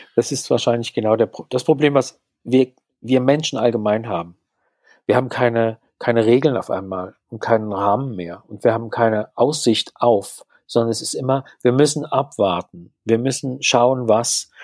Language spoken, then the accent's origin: German; Mannheim, Baden-Württemberg, Germany; also born or lived in Berlin; now in Pforzheim, Germany; Ich stamme ursprünglich aus Mannheim